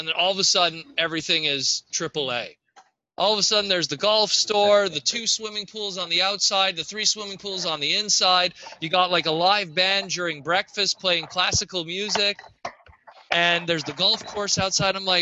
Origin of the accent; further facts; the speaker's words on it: Canada; I'm Canadian